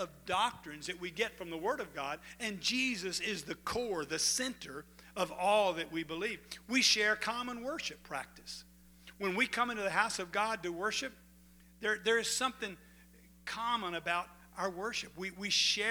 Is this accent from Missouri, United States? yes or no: no; DeQuincy, Louisiana, United States; I was from De Quincey, Louisiana. I had a home pastor